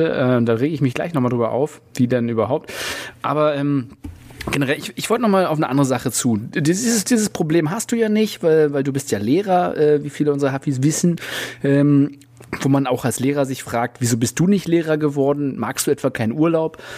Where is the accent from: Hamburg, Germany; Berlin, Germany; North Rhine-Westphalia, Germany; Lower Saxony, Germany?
Berlin, Germany; Das ist immer eine, eine bodenlose Frechheit, uns als äh, Berliner zu ähm, ähm, bezeichnen.